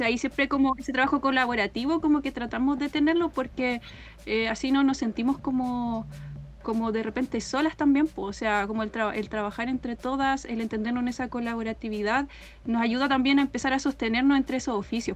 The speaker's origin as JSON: {"language": "Spanish", "town": "Temuco", "region": "Araucanía", "country": "Chile", "said": "yo soy de Temuco. Mi familia materna, paterna de Cunco"}